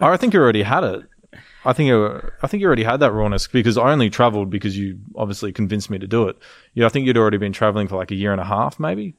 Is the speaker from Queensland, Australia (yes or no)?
yes; Gold Coast, Queensland, Australia; we grew up on the Gold Coast in Palm Beach on the Gold Coast